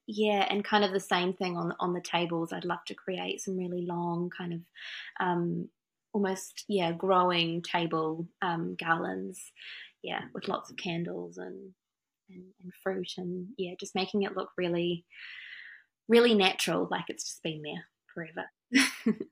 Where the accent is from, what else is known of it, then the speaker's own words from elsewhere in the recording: France; also born or lived in Wanganui, New Zealand; now in Auckland, New Zealand; I'm from France originally.